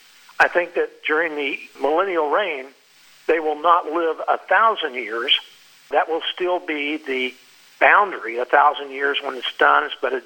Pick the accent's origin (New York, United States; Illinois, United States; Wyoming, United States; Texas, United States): Texas, United States; now in Florida, United States; You know, I'm in Florida, so we have hurricanes all the time. And when I grew up in Texas, there were tornadoes.